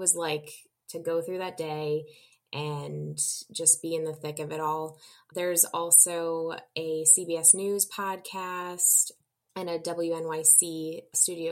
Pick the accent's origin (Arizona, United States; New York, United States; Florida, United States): New York, United States; as a New Yorker